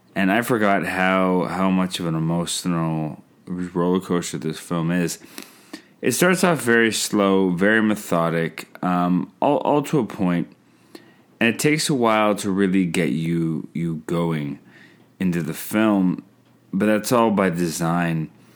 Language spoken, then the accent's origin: English; Canada; I'm Canadian filmmaker